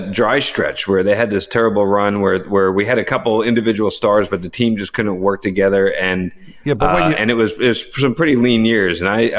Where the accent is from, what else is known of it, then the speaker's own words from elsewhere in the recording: New Jersey, United States; So I grew up in New Jersey